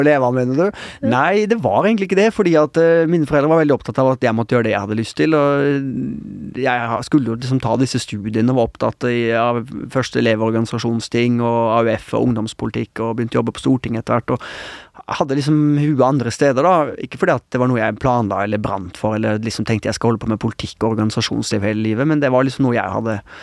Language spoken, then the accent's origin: Norwegian; Oslo, Norway; also born or lived in Haugesund; da var jeg ett og et halvt år, og da flytta vi til til Oslo